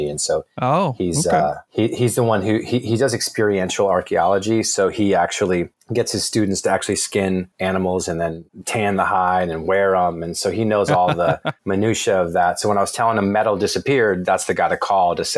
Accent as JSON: {"language": "English", "region": "Virginia", "country": "United States", "tie": "born or raised there", "also_born_or_lived": "Bloomington, Indiana", "said": "I consider my hometown probably Virginia, where I spent most of my upbringing."}